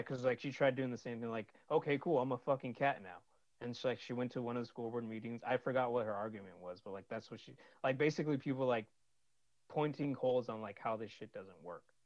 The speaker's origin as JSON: {"language": "English", "region": "California", "country": "United States", "also_born_or_lived": "Sunnyvale, California / Santa Clara, California / San Jose, California", "said": "I'm from California"}